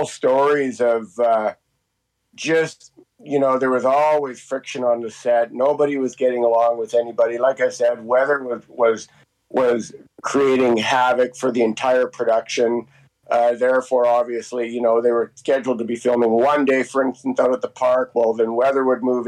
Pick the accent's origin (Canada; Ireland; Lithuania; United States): Canada; Hope, British Columbia; Hope has been my hometown and never had to move.